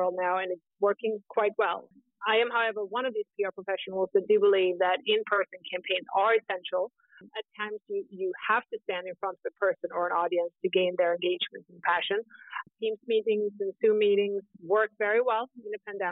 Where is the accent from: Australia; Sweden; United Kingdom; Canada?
Sweden; moved away as an adult; also born or lived in New York City, United States / Scandinavia / Southeast Europe; I am originally from Sweden, but I started my career in tech in New York City